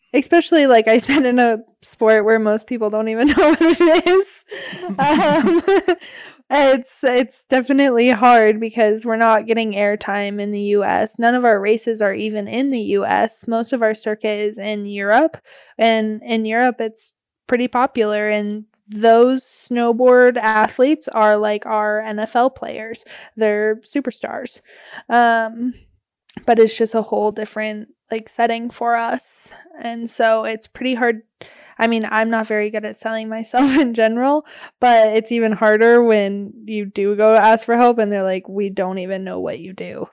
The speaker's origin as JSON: {"language": "English", "town": "Anchorage", "region": "Alaska", "country": "United States", "tie": "born or raised there", "also_born_or_lived": "Denali", "said": "I was born and raised in Anchorage"}